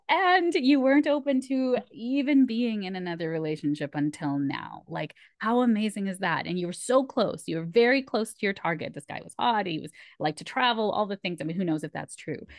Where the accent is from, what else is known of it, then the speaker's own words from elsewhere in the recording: Canada; I'm first generation Canadian, so my parents are immigrants, my mom's from Malaysia, and my dad's from India